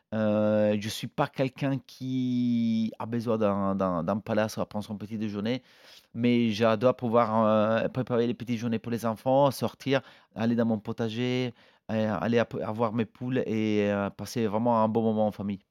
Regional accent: Italy; now in France; on est italien

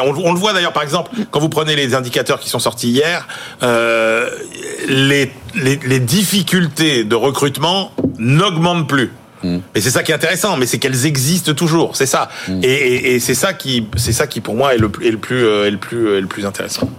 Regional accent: France; Pour nous, hein, français

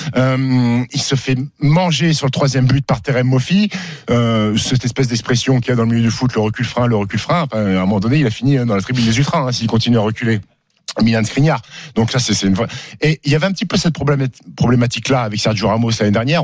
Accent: Annecy, Auvergne-Rhône-Alpes, France; j'ai grandi à Annecy

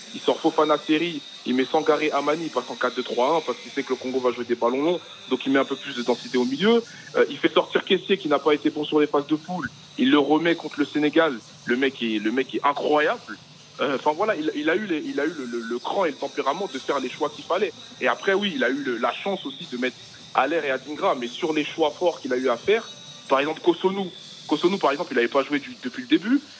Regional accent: Paris, Île-de-France, France; je suis de Paris

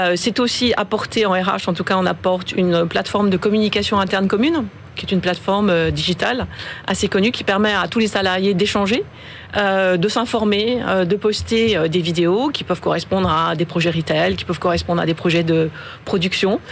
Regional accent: France; moved away as an adult; also born or lived in China; Je suis française, mais je suis récente

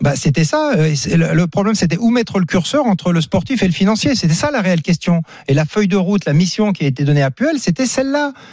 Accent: France; je suis de Rouen

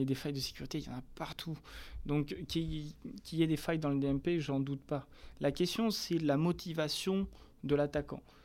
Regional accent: France; on est français

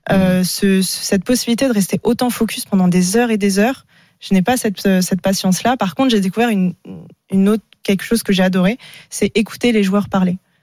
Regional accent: Paris, Île-de-France, France; revenir chez moi à Paris

